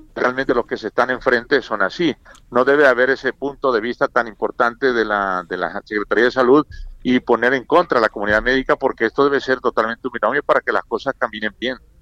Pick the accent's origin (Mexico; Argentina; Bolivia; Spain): Mexico; Tabasco; moved away; mi pueblo, a mi mamá y a todos ellos